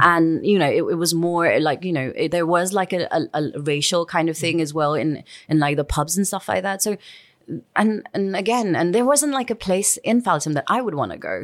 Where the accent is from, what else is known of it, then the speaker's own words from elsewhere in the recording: Kathmandu, Bagmati, Nepal; moved away; I'm from Kathmandu